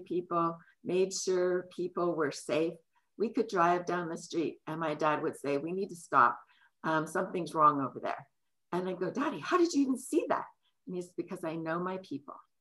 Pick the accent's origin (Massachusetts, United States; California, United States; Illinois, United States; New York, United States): California, United States; San Francisco; now in King County, United States; I grew up in San Francisco, where my dad was a policeman